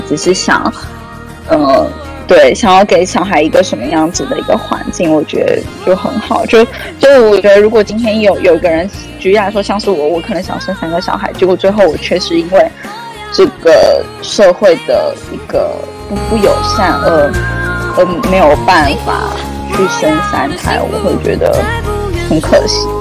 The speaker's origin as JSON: {"language": "Chinese", "country": "Taiwan", "moved": "yes", "lives_now": "China", "said": "身为一个台湾人"}